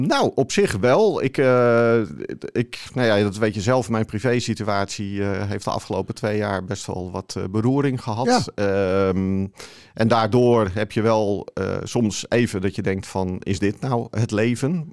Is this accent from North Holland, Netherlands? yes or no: yes; Haarlemmermeer, North Holland, Netherlands; also born or lived in Amsterdam; now in Alkmaar, Netherlands; van oorsprong kom ik uit de Haarlemmermeer